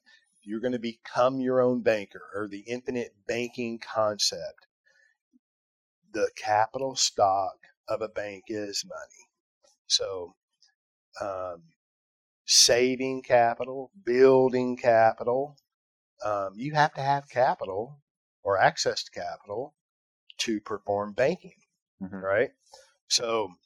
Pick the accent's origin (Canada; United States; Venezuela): United States; Fort Worth, Texas; I'm from Fort Worth, Texas